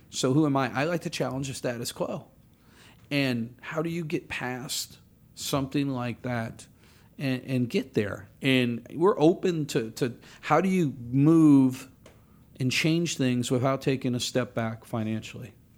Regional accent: New Orleans, Louisiana, United States; I grew up down in New Orleans

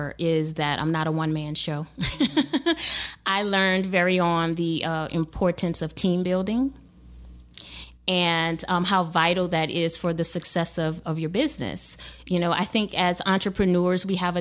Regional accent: New Orleans, Louisiana, United States; moved away as an adult; also born or lived in Lafayette, Louisiana; now in Baton Rouge, United States; I was born and raised in New Orleans

